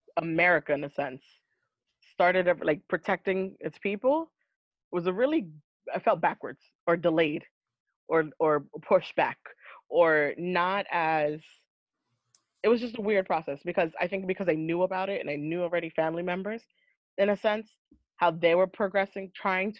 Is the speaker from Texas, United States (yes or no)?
no; Florida, United States; also born or lived in Seattle; I come from Florida, so I put the Florida energy.